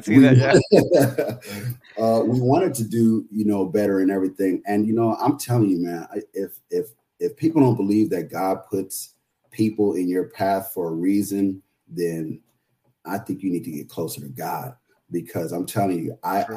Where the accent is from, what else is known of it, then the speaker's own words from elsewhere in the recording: San Jose, California, United States; also born or lived in San Francisco, California; I grew up in San Jose, California. I was born in San Francisco, but I, I grew up in San Jose, California